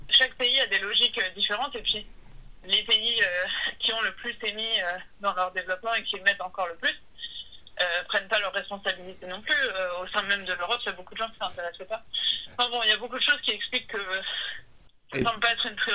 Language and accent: French; Boulogne-Billancourt, Île-de-France, France; also born or lived in Sèvres; Depuis que je suis née. Enfin, je suis née à Sèvres, mais … euh, a toujours vécu à Boulogne villancourt